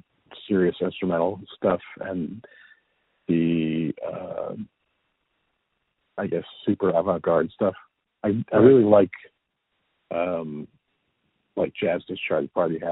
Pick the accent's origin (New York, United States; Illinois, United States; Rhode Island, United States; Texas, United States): New York, United States; Long Island; In Long Island.